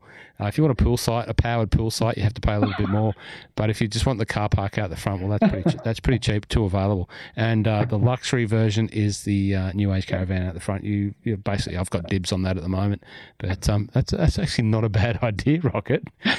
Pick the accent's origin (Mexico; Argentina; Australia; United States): Australia; Pokolbin, New South Wales; my hometown up there in Pocolbin.